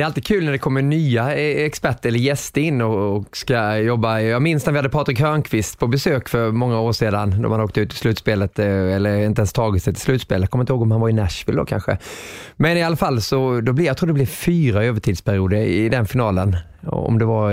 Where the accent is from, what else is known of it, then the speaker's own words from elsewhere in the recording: Småland, Sweden; accent: småländska; min småländska på den tiden